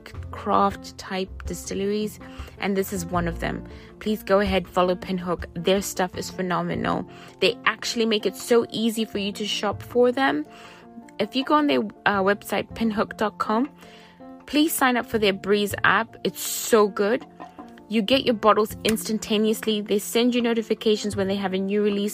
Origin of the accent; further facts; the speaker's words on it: Zimbabwe; moved away; I grew up in Zimbabwe, and so I do have some British influences in my upbringing